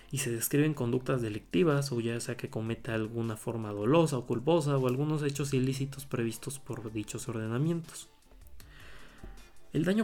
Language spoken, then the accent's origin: Spanish; Puebla, Mexico; Eh, en este caso eh, voy a hablar del código penal del Estado de Puebla, que bueno, yo soy del Estado de Puebla